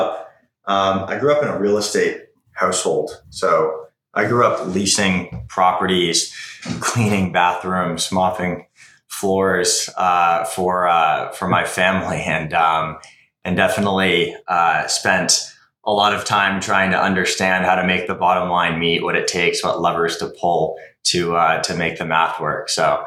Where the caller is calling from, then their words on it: San Francisco, California, United States; Right now, I'm in San Francisco. We have an office here in Soma on Folsom Street.